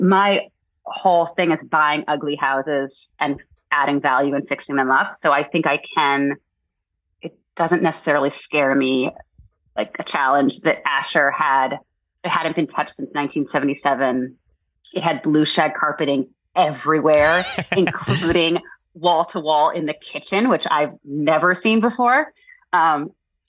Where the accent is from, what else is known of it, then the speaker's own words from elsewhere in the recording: East Coast, United States; moved away; I'm originally from the East Coast